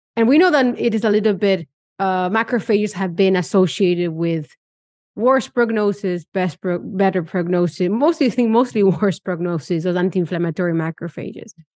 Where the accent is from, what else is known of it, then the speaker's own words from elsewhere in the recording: Argentina; moved away; I come from Argentina